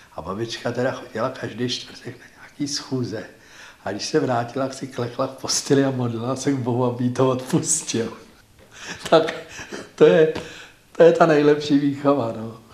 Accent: Prague, Czechia; Já jsem vyrůstal v Praze, v Libni.

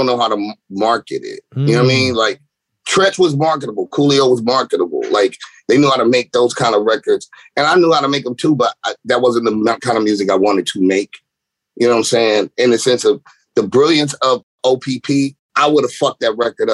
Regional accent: West Coast, United States; I'm a West Coast kid. I'm born and raised. I'm a native.

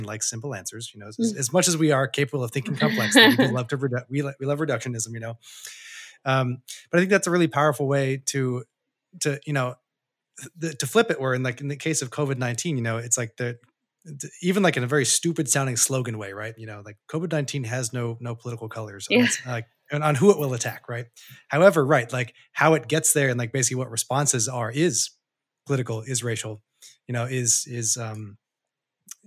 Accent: Texas, United States; moved away as an adult; now in Boston, United States; I live in Boston now, but I am from Texas

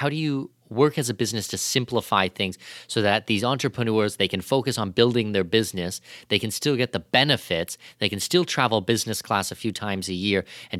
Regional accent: Canada; Like, I'm Canadian

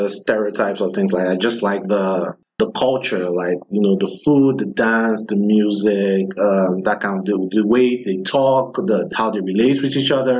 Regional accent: Nigeria; moved away as an adult; now in United States; growing up in Nigeria

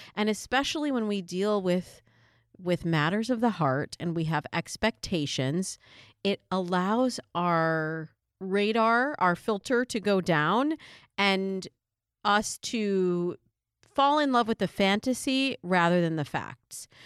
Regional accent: Michigan, United States; also born or lived in New York; now in California, United States; Michigan, my home state

